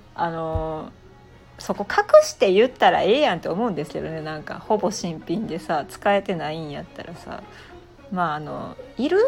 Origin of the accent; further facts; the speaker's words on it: Japan; 謎なこの文化の中で、まあ、生まれ育ってきた